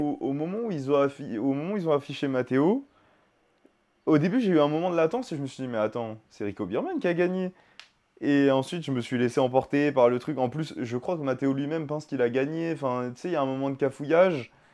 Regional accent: France; on est français

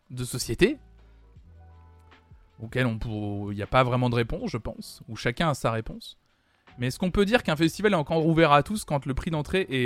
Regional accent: United States; moi je suis américain, je kiffe des artistes français.

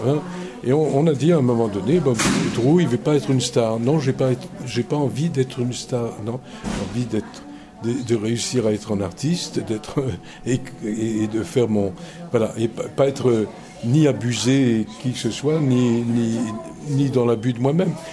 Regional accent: Belgium; moved away; also born or lived in Reims; diriger le Théâtre National de Belgique, qui est mon pays d'origine et qui reste mon pays. Je, je suis toujours belge.

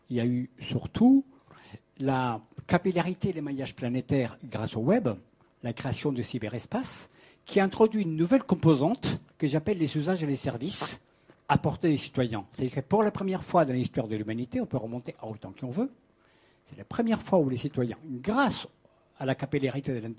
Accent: Paris, Île-de-France, France; je vais parler des Paris, je suis parisien, j'habite à Paris, je suis très heureux d'habiter à Paris

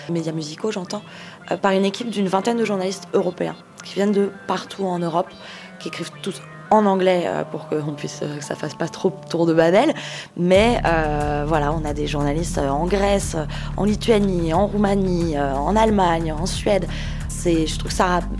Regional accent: Switzerland; je viens de Suisse.

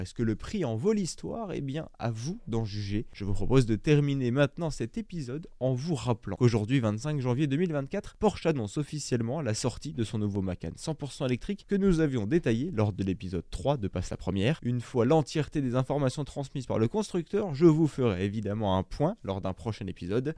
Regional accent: France; chez nous en France

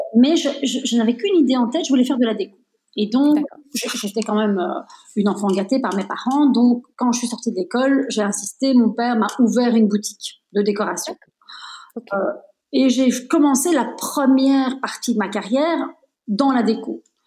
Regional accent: Belgium; Moi, je suis née en Belgique, mais je suis de nationalité italienne

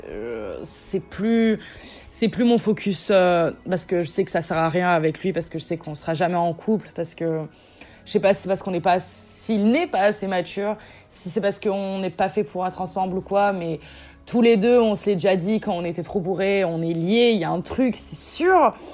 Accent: south of France, France; je viens du sud de la France, j'ai 19 ans

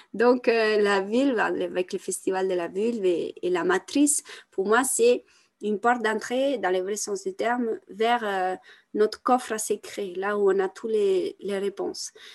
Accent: Italy; moved away; also born or lived in France; je viens d'Italie, c'est un pays catholique

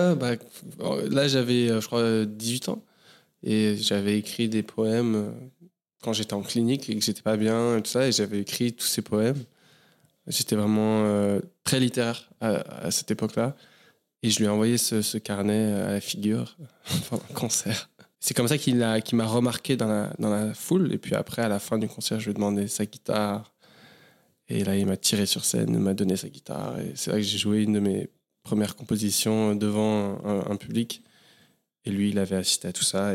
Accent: Paris, Île-de-France, France; moved away as an adult; je suis né à Paris. J'ai grandi essentiellement à Paris, plusieurs euh, quartiers différents

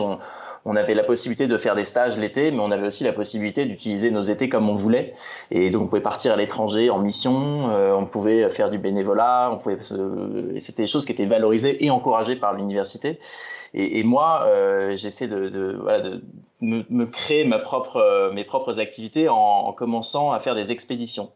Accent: Mont-Saint-Aignan, Normandy, France; moved away as an adult; now in Paris, France; je suis né en Normandie, je suis né à Rouen. Euh, c'est là que j'ai passé euh, l'intégralité de mon enfance et de mon adolescence

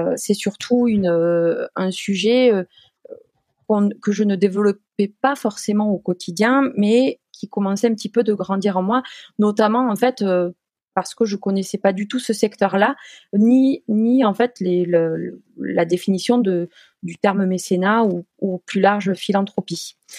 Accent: Toulouse, Occitania, France; moved away as an adult; now in Poitiers, France; je suis issue euh, donc du sud-ouest puisque je suis née à Toulouse, donc je suis une pure toulousaine et je suis actuellement basée à Poitiers

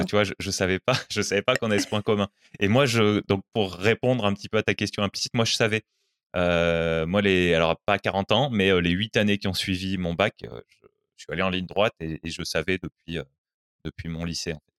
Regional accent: France; on est français tous les deux

